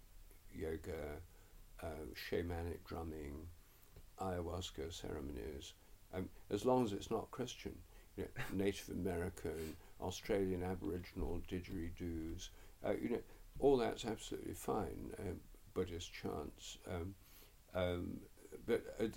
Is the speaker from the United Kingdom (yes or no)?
yes; England, United Kingdom; I'm English